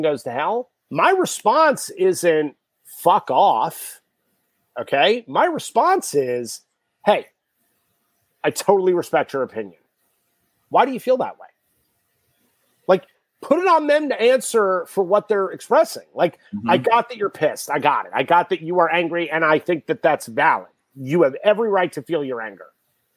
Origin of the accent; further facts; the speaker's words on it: New York City, New York, United States; I grew up in New York City